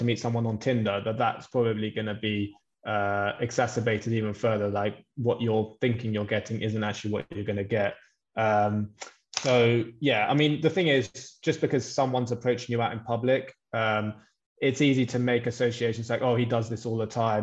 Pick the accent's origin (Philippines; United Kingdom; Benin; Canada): United Kingdom; London; I'm from London as well